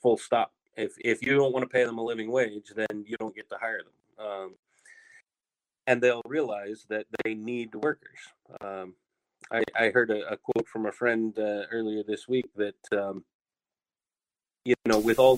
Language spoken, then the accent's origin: English; United States; also born or lived in Hong Kong; now in Tokyo, Japan; particularly in my home country, the U.S.